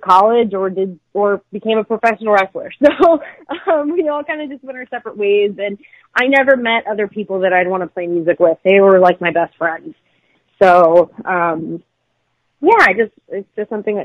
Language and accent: English; Philadelphia, Pennsylvania, United States; I'm actually from Philadelphia